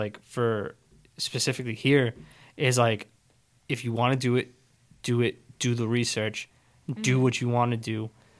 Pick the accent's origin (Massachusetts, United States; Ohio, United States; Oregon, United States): Massachusetts, United States; Chelsea; moved away as an adult; now in Saugus, United States; when I was growing up in Chelsea, it's, like, a family